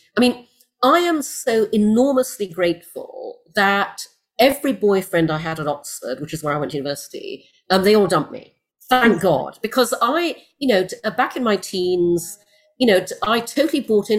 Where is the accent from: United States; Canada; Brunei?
Brunei; also born or lived in United Kingdom; And I grew up in Brunei, in Borneo, in Asia, where my parents moved when I was six, after I was born in the UK.